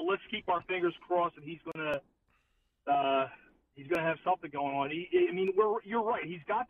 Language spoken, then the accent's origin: English; Philadelphia, Pennsylvania, United States; I'm from South Philly, so I say gravy.